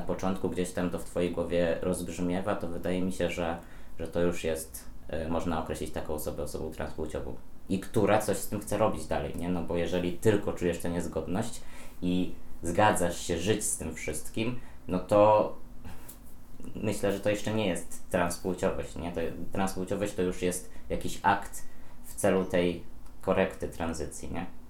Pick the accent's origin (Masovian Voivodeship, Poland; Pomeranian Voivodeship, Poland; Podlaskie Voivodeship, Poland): Podlaskie Voivodeship, Poland; moved away as an adult; now in Warsaw, Poland; ja też pochodzę z Podlasia